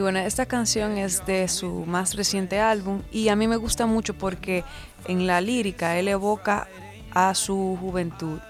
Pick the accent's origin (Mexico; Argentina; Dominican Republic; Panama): Dominican Republic; me, pegué primero en mi país